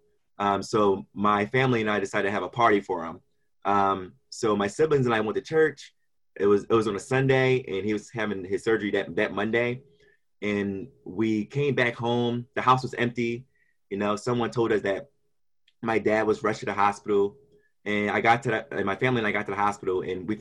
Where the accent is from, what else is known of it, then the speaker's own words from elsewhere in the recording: Philadelphia, Pennsylvania, United States; I'm from Kensington, Philadelphia, and I grew up there with my seven siblings